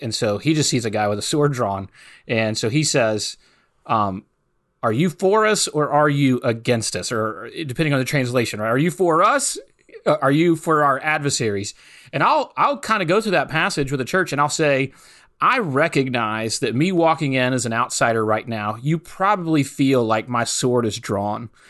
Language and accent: English; Hattiesburg, Mississippi, United States; moved away as an adult; also born or lived in New Orleans, Louisiana; I grew up in South Mississippi, just ninety miles northeast of New Orleans, Louisiana, in a city called Hattiesburg, Mississippi